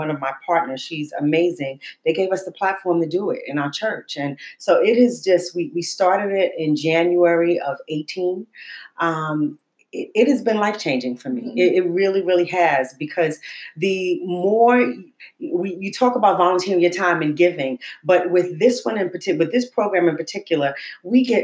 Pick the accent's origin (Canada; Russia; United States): United States; New York City, New York; I grew up in Harlem